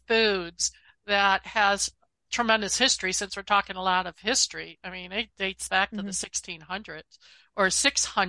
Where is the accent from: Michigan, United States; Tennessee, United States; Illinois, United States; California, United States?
Illinois, United States; Chicago; now in Arizona, United States; I'm a city girl, and didn't grow up, I'm from Chicago, so I have a jazz background